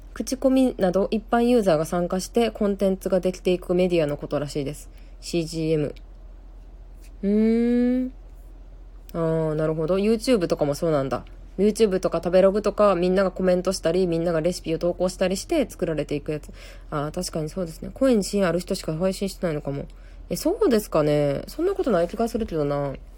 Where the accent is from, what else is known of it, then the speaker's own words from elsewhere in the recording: Kansai, Japan; accent: Kansai-ben; 私も関西弁なんで